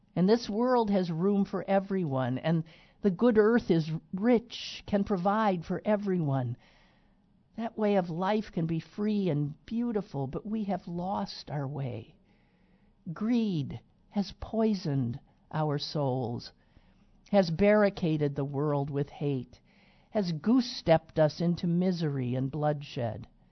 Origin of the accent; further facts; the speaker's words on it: Green Bay, Wisconsin, United States; now in Pittsburgh, United States; my hometown of Green Bay Wisconsin